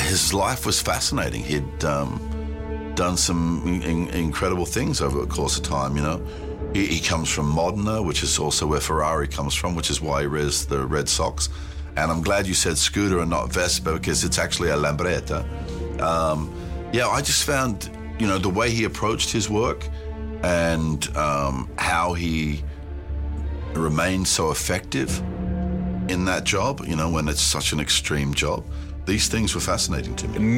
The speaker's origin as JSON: {"language": "English", "country": "New Zealand", "tie": "born there", "said": "I was born in New Zealand, so it seems quite significant to somebody"}